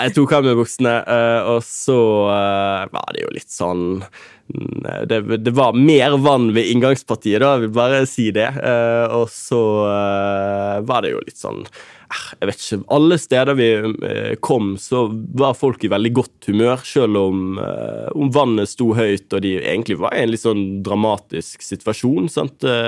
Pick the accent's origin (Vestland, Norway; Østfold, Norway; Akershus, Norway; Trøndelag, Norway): Vestland, Norway; Bergen; moved away as an adult; also born or lived in Oslo; now in Tromsø, Norway; Jeg har ingen bindinger annet enn familie eh, hjemme i Bergen